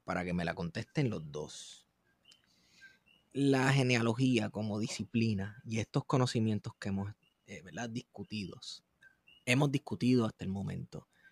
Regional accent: Manatí, Puerto Rico

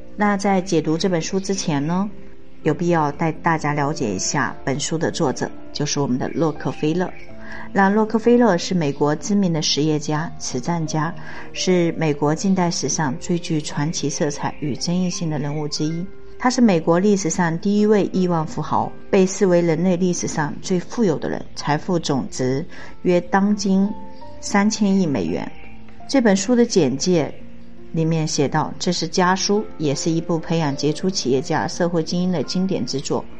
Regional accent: China; 我们中国人

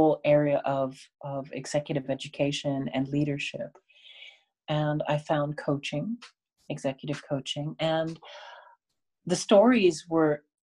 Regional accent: Canada; I was born in Canada.

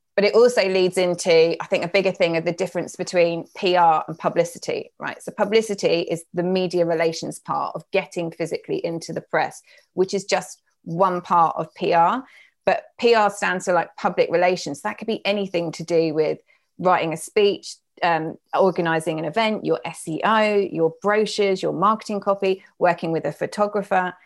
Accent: United Kingdom

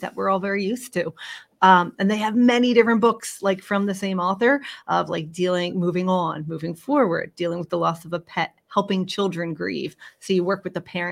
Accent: Philadelphia, Pennsylvania, United States; moved away as an adult; born and raised in Philadelphia and moved abroad following my late husband's career. And then, like many people, came right back home

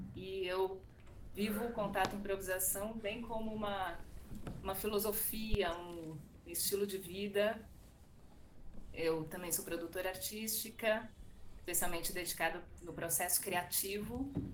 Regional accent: São Paulo, Brazil; also born or lived in Argentina; Eu sou de São Paulo

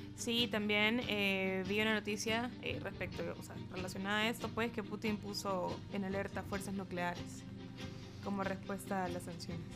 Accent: El Salvador

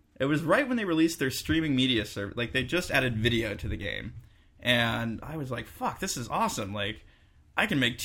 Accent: Bay Area, California, United States; also born or lived in Humboldt County, California; now in Arcata, United States; I grew up in the Bay Area.

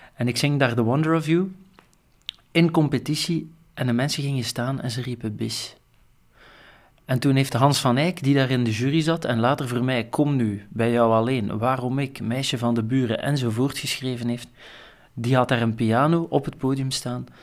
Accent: Flanders, Belgium; ik als Vlaming

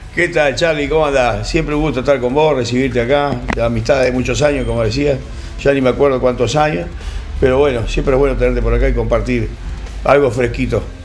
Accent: Uruguay; now in Argentina; Soy uruguayo, pero Argentina para mí es mi segundo amor, vivo acá hace mucho

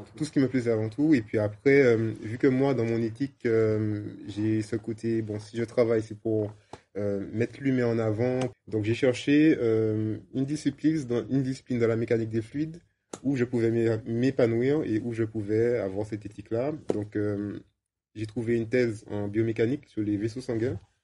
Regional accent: Martinique; moved away; also born or lived in England; je suis martiniquais et ça faisait 15 ans que j'étais parti

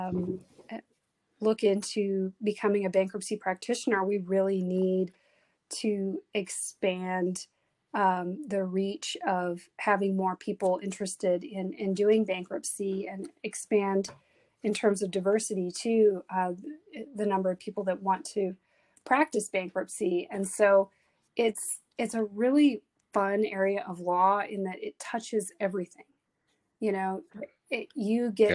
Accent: South Texas, United States; also born or lived in Houston, Texas; I was raised in South Texas from the time I was seven.

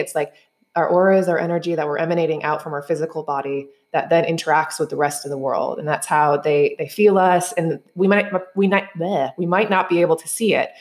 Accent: New York, United States; moved away as an adult; now in Bali, Indonesia; I am originally from New York, not New York City, but I did eventually move down there

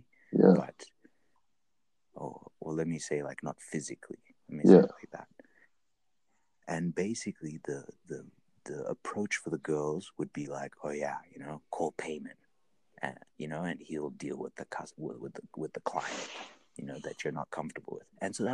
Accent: Zimbabwe; I'm from Zimbabwe

